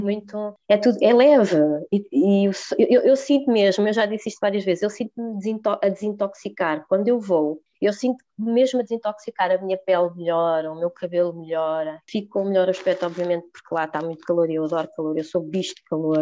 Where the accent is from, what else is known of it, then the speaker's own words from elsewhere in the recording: Leiria, Leiria District, Portugal; eu sou de Leiria